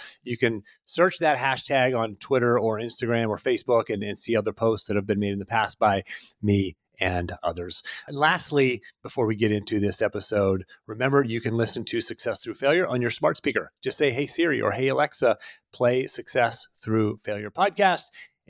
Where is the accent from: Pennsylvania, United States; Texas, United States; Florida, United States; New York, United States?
Pennsylvania, United States; I grew up in Western Pennsylvania, about a half an hour outside of Pittsburgh. Rural country boy, grew up on 10 acres, riding four-wheelers and hunting and fishing and doing country boy stuff